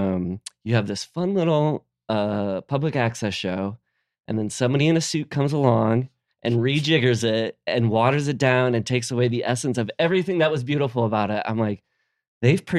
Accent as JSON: {"language": "English", "region": "Midwest", "country": "United States", "tie": "born or raised there", "moved": "yes", "said": "growing up in the Midwest"}